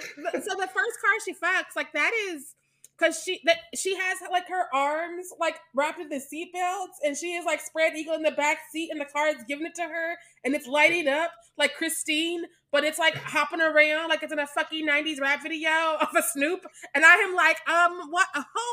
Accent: Missouri, United States; I am from Missouri, which is why I can't say words.

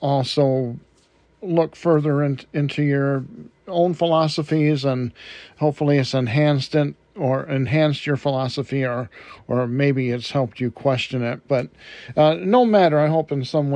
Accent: Detroit, Michigan, United States; moved away; I was born and raised in Detroit, Michigan

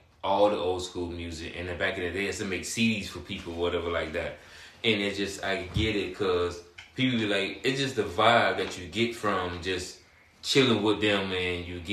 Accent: Miami, Florida, United States; now in Jacksonville, United States; I'm from Miami

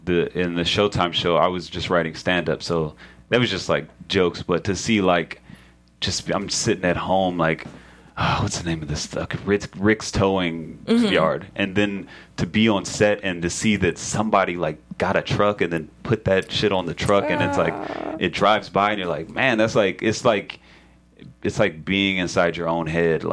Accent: Atlanta, Georgia, United States; I'm from Atlanta

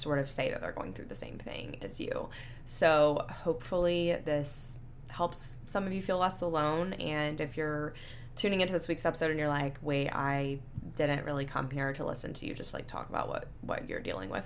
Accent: Panama City Beach, Florida, United States; now in Houston, United States; my hometown of Panama City Beach, Florida

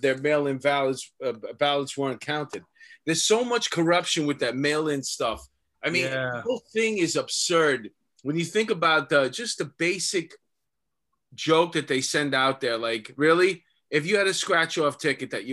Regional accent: New York City, New York, United States; I grew up with him in Astoria

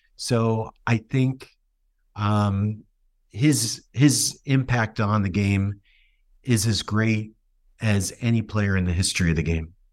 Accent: New Jersey, United States; I grew up in New Jersey

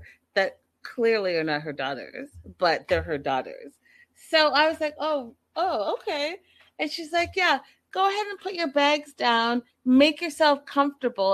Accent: Vancouver, British Columbia, Canada; moved away; I'm from Vancouver. So I went back home to Vancouver

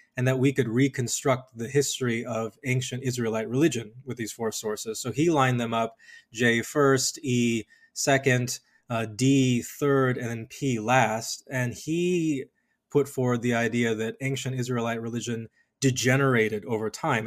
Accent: Colorado Springs, Colorado, United States; born or raised there

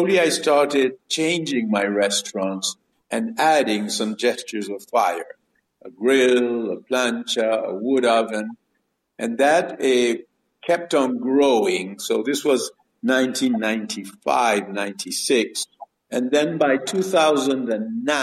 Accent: Bariloche, Río Negro, Argentina; also born or lived in Buenos Aires, Argentina / Chicago, United States; I grew up in Bariloche. I was born in Buenos Aires, then lived for some years in Chicago in America, and then came to Patagonia when I was about 7 years old, and I was sort of raised there

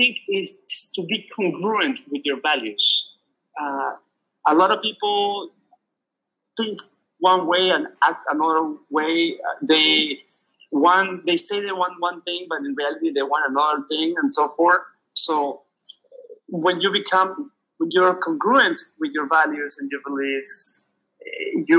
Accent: Peru; moved away; I grew up in Peru, so I read in Spanish.

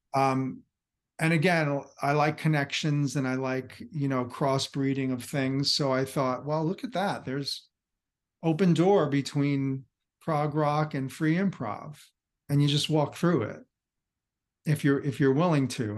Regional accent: New Jersey, United States; I'm from across the bridge in, in New Jersey

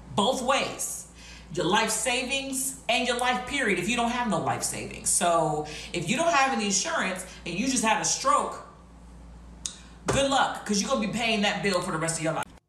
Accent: United States; as an American

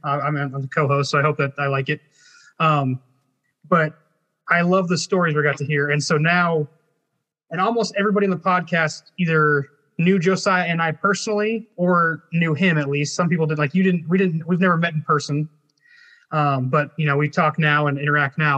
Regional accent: Arizona, United States; he and I are from the same area. We're both grew up Nazarene, but like we're from the Arizona, so the the Southwest

